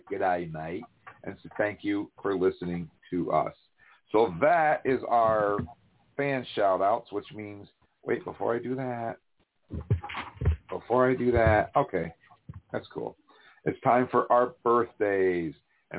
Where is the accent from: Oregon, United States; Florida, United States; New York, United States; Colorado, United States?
New York, United States; upstate; upstate New York, which is where I'm actually from.